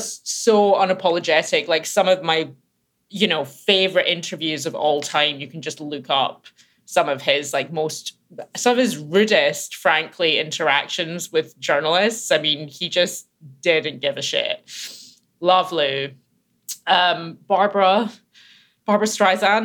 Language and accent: English; Glasgow, Scotland, United Kingdom; I grew up in Glasgow in Scotland.